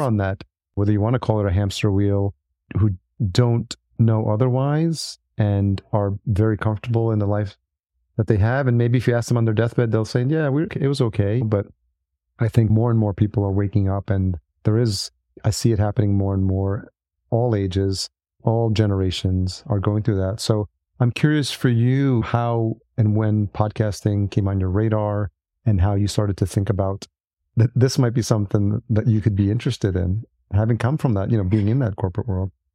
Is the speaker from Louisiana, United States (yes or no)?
no; New York, United States; I grew up in New York